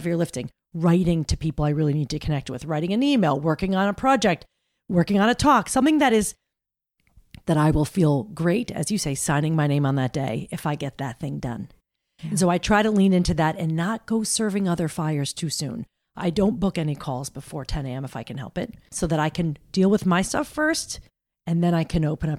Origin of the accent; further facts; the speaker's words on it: Roseland, New Jersey, United States; I grew up in New Jersey, a little town called Roseland.